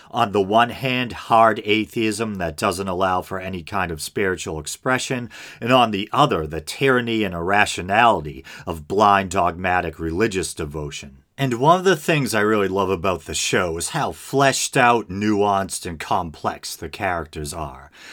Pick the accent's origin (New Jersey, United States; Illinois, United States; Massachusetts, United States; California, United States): Massachusetts, United States; Boston; accent: Boston; we're both from the Boston area